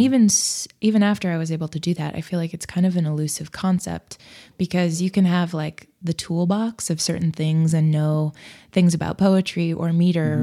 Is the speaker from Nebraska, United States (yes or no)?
yes; Nebraska, United States; also born or lived in Fort Collins, Colorado; I was born in Nebraska